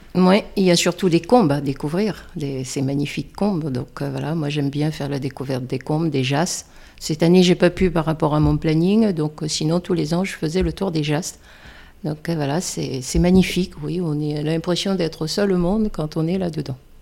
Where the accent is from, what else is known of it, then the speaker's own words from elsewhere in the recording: Réunion; moved away as an adult; now in Mont Ventoux area, France; je viens de La Réunion